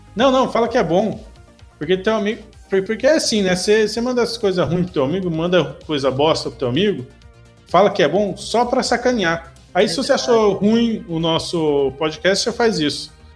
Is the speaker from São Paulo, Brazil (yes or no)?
yes; São Paulo, Brazil; eu sou de São Paulo